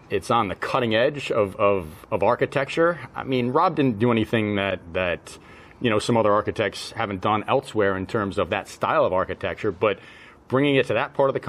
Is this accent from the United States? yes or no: yes; New England, United States; And I'm from New England. I've played, you know, I've played proper Donald Ross golf courses.